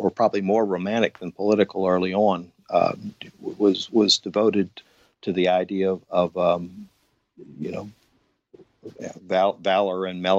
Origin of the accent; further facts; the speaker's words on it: Atlanta, Georgia, United States; also born or lived in Savannah / San Francisco / New York City / Paris; Well, I'm from Atlanta, where I'm living now. But I was living in places like Savannah and San Francisco and New York City and Paris and Berkeley. And then I moved back to my hometown in the late 80s